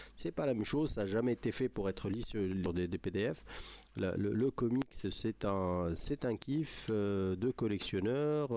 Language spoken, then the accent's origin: French; Morocco; chez nous au Maroc